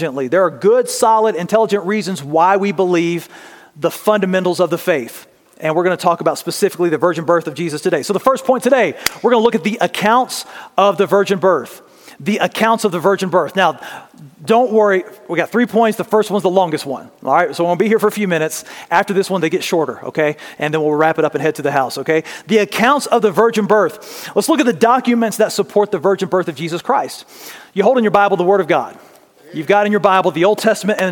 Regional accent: Louisiana, United States; I'm from Louisiana

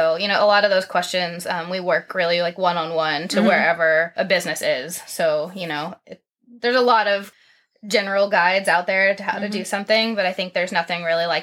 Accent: Tennessee, United States; moved away as an adult; now in Owako (?), Ohio, United States; I grew up in Tennessee

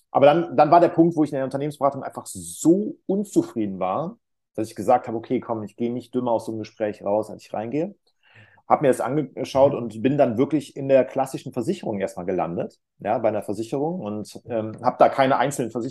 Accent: North Rhine-Westphalia, Germany; Ich komme aus der Nähe von Köln

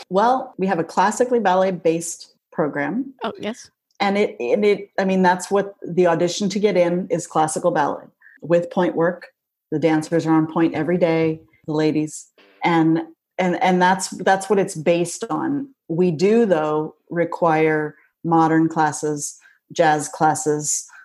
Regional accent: North Dakota, United States; I'm from North Dakota, probably North Dakota.

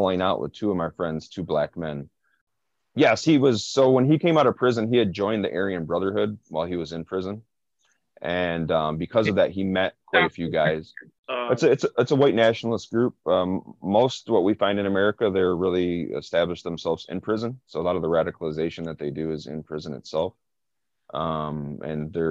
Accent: Flint, Michigan, United States; growing up in Rollingwood and on the East Side, period, I was all over Flint

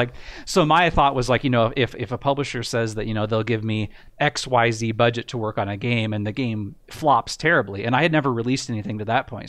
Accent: United States; I got a job, um, actually in my hometown doing software support

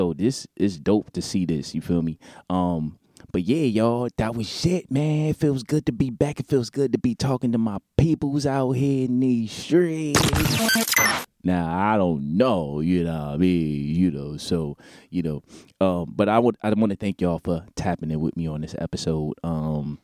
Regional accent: Newark, New Jersey, United States; in my hometown, my city, Newark, New Jersey

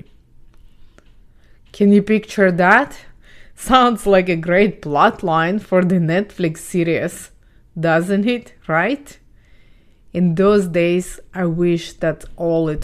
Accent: Ukraine; English is a second language; moved away; I was born and raised in Ukraine

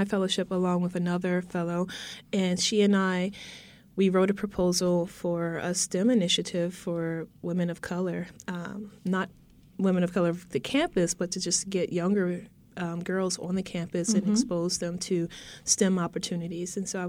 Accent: Philadelphia, Pennsylvania, United States; also born or lived in Virgin Islands / New England / New Jersey; I grew up in Philadelphia

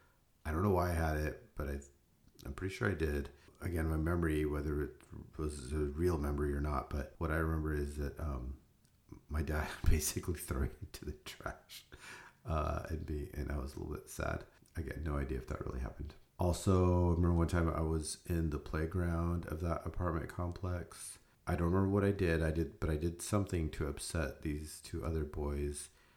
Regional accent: India; born there; It starts in India. So I was born in India in 1973.

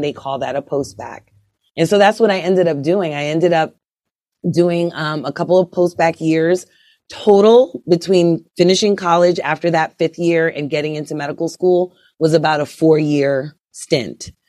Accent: Brooklyn, New York, United States; moved away as an adult; also born or lived in Kansas City / Idaho / Atlanta / Altoona, Pennsylvania; I grew up in Brooklyn, New York

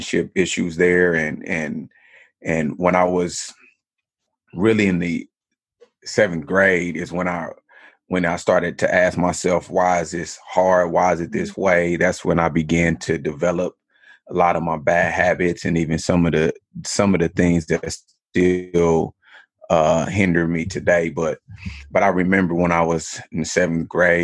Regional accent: Kansas City, United States; now in Los Angeles, United States; I'm born and raised in Kansas City. And so I need everybody to know that I'm a Kansas City kid

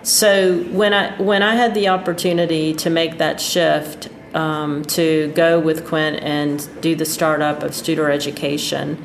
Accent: Pensacola, Florida, United States; I love Pensacola. I love my hometown

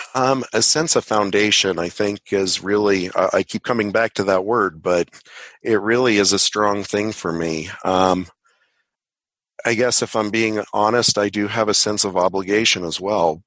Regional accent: Boulder, Colorado, United States; also born or lived in Longmont, Colorado; I'm a Colorado native, like Robin said, born in Boulder, and I uh, live just outside of Longmont in the foothills

